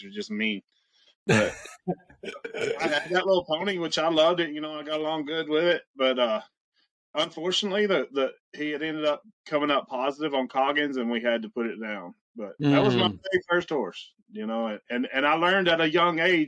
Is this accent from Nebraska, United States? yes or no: no; Arkansas, United States; I grew up in Arkansas